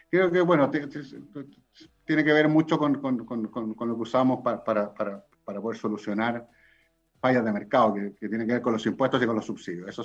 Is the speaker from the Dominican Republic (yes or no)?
no; Chile; yo podría defenderme diciendo, bueno, yo soy de regiones, soy del Tau.